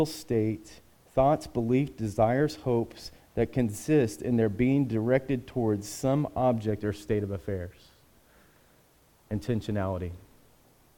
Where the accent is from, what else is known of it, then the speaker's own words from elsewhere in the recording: United States; we as American citizens